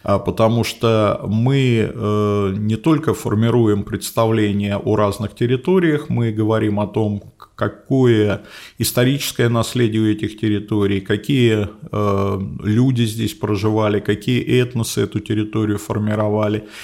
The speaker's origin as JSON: {"language": "Russian", "region": "Moscow", "country": "Russia", "tie": "born or raised there", "first_language": "Russian", "said": "я родился и вырос в Москве, учился в московской школе, закончил московский вуз"}